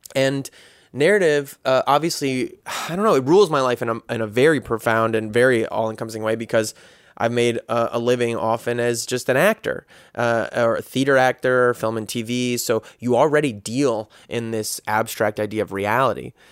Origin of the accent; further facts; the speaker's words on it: United States; as a guy growing up in America